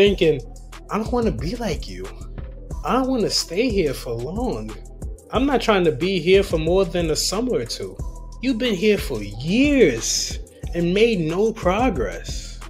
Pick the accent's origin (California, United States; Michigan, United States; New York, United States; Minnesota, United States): New York, United States; New York City; I grew up in the Bronx. I currently live in the Bronx